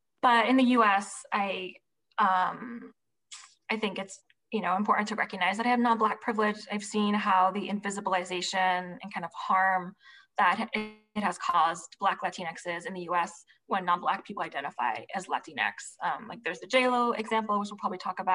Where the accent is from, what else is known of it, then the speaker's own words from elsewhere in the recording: Providence, Rhode Island, United States; I'm from Providence, Rhode Island